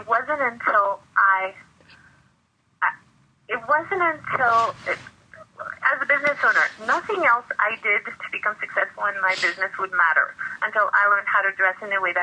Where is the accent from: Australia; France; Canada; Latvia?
France; moved away as an adult; now in United States; I grew up in France